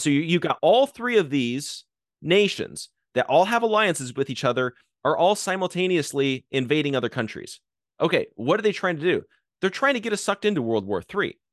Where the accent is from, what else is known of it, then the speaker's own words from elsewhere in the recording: Arizona, United States; I grew up in Arizona, uh, where, w, you know, we had, uh, Sheriff Joe Arpaio as, as our sheriff growing up